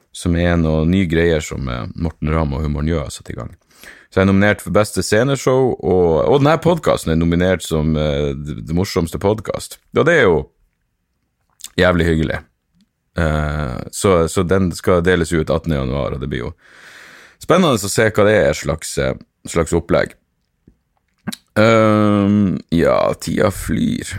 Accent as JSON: {"language": "Norwegian", "region": "Northern Norway", "country": "Norway", "said": "vi er nordlendinger"}